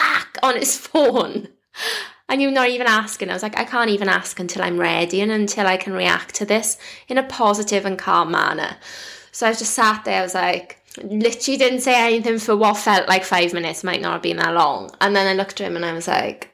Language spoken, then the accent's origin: English; Wales, United Kingdom; I'm Welsh